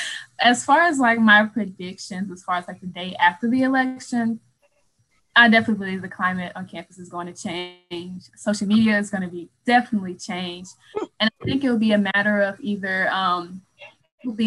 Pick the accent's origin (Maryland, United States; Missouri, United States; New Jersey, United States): Missouri, United States; St. Louis; I'm from St. Louis, Missouri